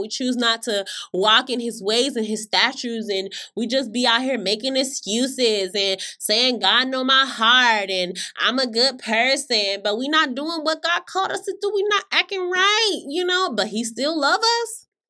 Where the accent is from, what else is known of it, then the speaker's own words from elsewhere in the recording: Florida, United States; I grew up in Florida